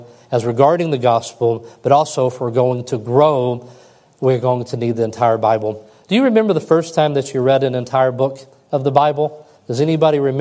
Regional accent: West Kentucky, United States; growing up in West Kentucky

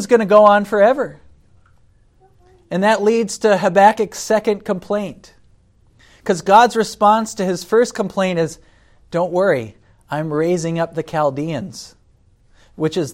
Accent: United States; as an American citizen

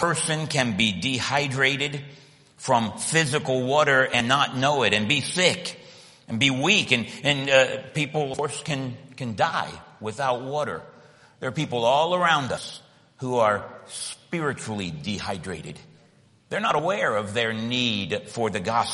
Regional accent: Miami, Florida, United States; moved away as an adult; now in Australia; I was born in Miami, Florida, about as far south as you can go

